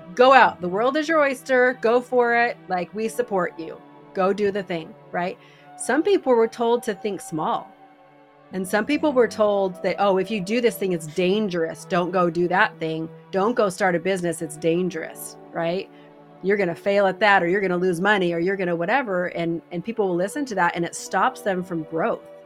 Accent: Idaho, United States; We're from Idaho.

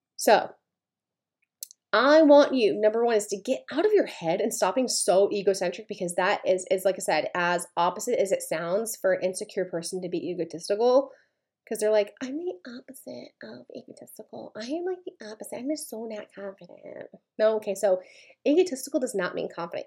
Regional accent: Maine, United States; I'm from Maine

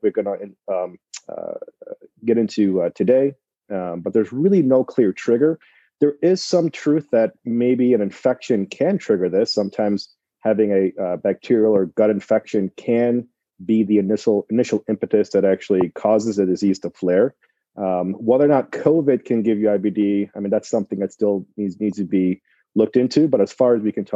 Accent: Michigan, United States; now in Cleveland, United States; I am also from Michigan originally

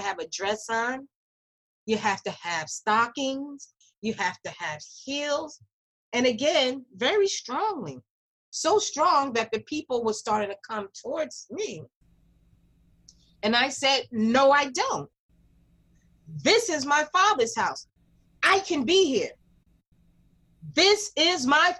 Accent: New York City, New York, United States; growing up in Greenwich Village

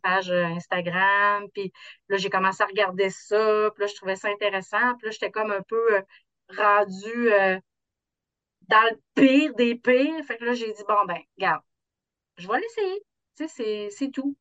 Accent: South Shore of Quebec City, Canada; Je viens de la rive sud de Québec

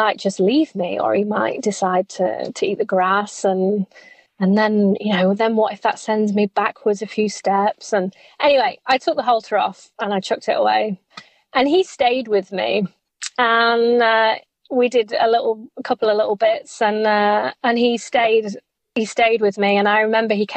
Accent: England, United Kingdom; I think I might die in the heat as an English person.

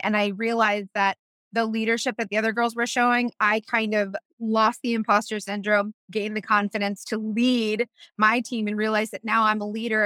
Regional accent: Tampa, Florida, United States; I'm from Tampa

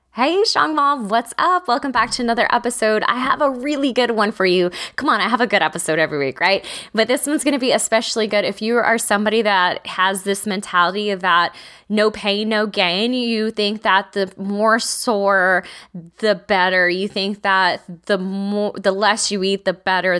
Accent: Texas, United States; I'm from Texas

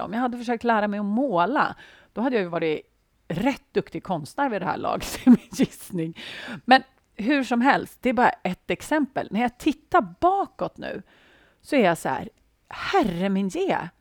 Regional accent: Sweden; Jag antar att jag är svensk

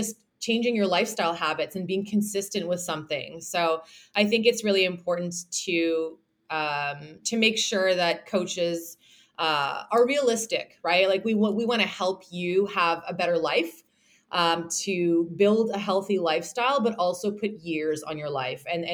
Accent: Toronto, Ontario, Canada; accent: Canadian; I do mostly online nutrition coaching, as well as online training, and then also in-person training in Toronto, because I am from Toronto, Canada

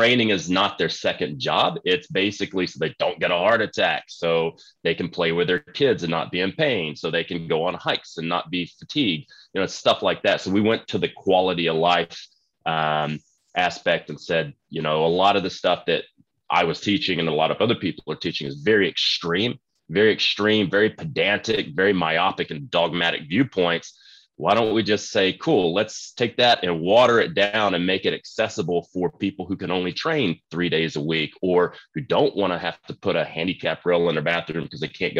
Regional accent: Texas, United States; I grew up in Texas and started training when I was about 8 years old to get ready for Texas football

